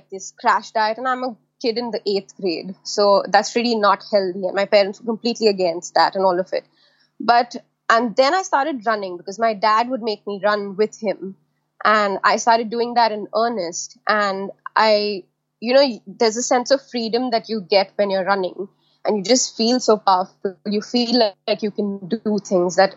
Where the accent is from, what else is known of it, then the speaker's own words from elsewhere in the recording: India; living in India and growing up in India